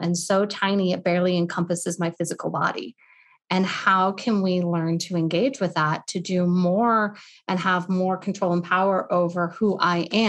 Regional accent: Colorado, United States; moved away; also born or lived in Boston / Portland, Oregon; I'm from Colorado proper, but I lived in Boston for a handful of years

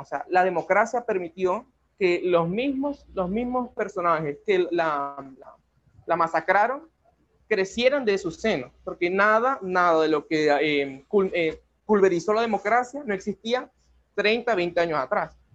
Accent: Maracaibo, Zulia, Venezuela; yo también soy de Maracaibo

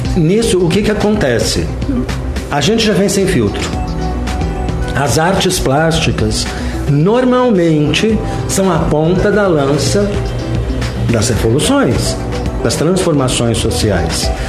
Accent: São Paulo, Brazil; moved away as an adult; also born or lived in London; eu sou da Vila Mariana

